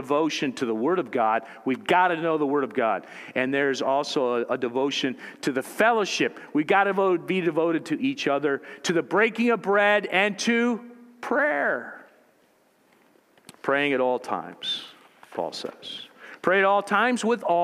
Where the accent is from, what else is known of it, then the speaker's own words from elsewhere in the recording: United States; as American Christians in the culture we've grown up